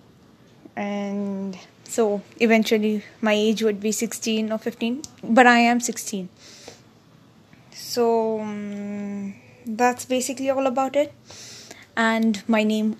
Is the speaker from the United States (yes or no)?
no; South India, India; I am an Indian, or you can say South Indian to be precise